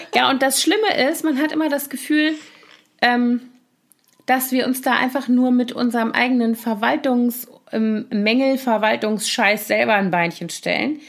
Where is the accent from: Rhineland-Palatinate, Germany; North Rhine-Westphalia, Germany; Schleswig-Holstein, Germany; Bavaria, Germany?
Rhineland-Palatinate, Germany; Koblenz; moved away; in meiner Heimatstadt Koblenz